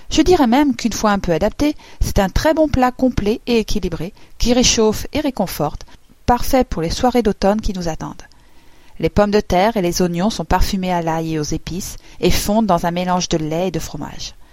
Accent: Auvergne-Rhône-Alpes, France; Oui, pour ceux qui l'ignorent encore, je suis une savoyarde pur jus, juste un peu japonisée.

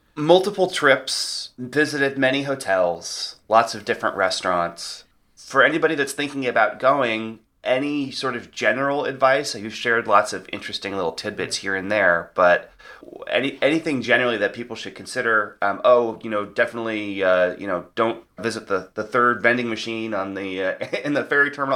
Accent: United States; we, since we have not adopted chip and pin in the U S

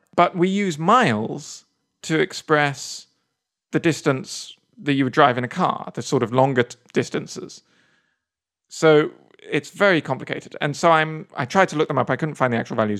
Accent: England, United Kingdom; now in United States; I come over here as an English person

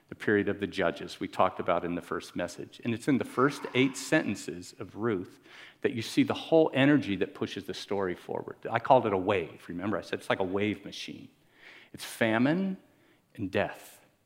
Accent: Miami, Florida, United States; I'm from Miami.

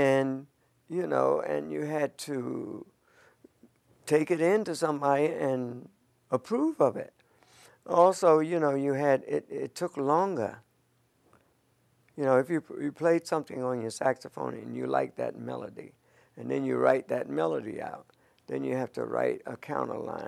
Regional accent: Philadelphia, Pennsylvania, United States; I was born in West Philly, 5710 Ludlow Street, in the house

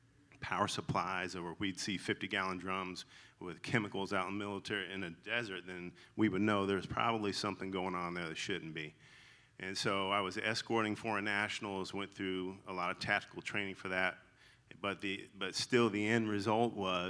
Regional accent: the South, United States; accent: twang; So if you hear a twang in my voice, that's I'm legally allowed to say y'all, because I'm from the South.

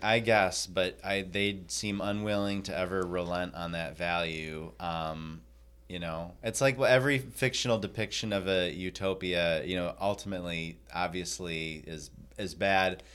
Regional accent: Michigan, United States; I am from Michigan.

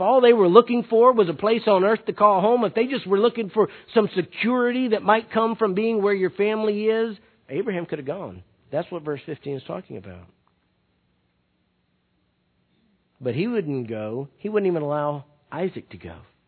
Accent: Perry, United States; You know, I was born and raised in Perry. And while I wouldn't want to live in Perry anymore, there's still a special place in my heart when I go back there.

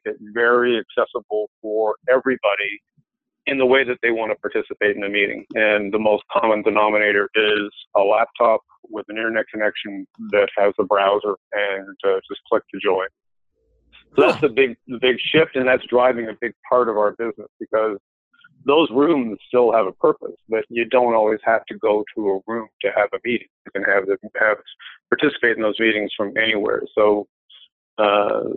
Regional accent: Montreal, Quebec, Canada; moved away as an adult; now in Virginia, United States; I hail from Canada. I was born and raised in Montreal

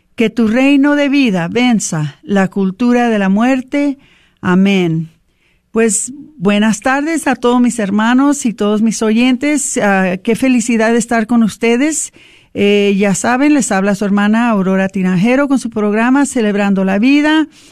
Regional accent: Mexico; para nosotros como mexicanos

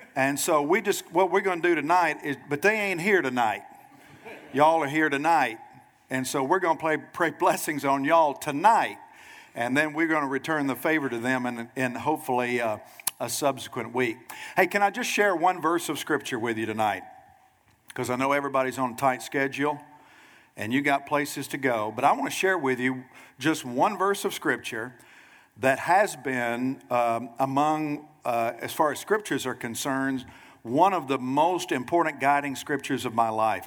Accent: Nashville, Tennessee, United States; moved away as an adult; now in Pensacola, United States; Nashville, Tennessee is my hometown.

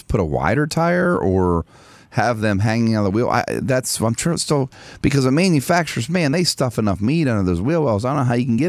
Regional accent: Arizona, United States; I'm from Arizona.

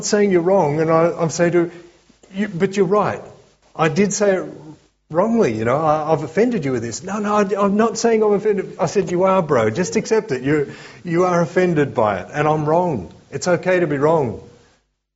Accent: Australia; as we Aussies

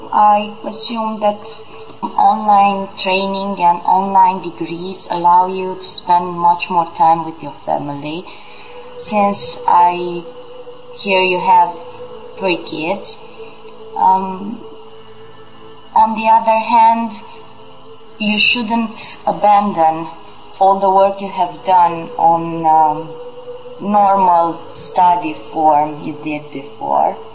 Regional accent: Romania; I'm 26 years old. I'm from Romania.

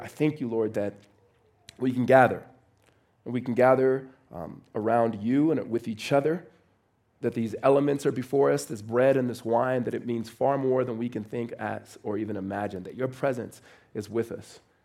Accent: Los Angeles, California, United States; moved away as an adult; now in Phoenix, United States; I am originally from Los Angeles

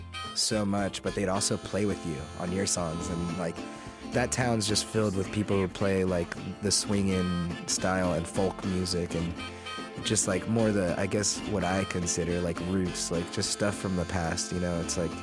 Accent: California, United States; also born or lived in Pennsylvania / New Orleans; I'm from California by way of Pennsylvania and a little bit of New Orleans.

